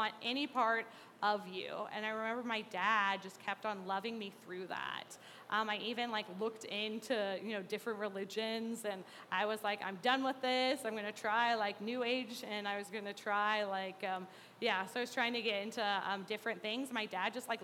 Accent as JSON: {"language": "English", "town": "Mahomet", "region": "Illinois", "country": "United States", "tie": "born or raised there", "said": "I grew up in Mahomet"}